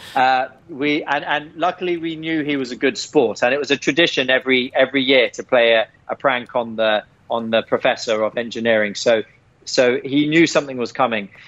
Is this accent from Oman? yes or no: no; England, United Kingdom; growing up in England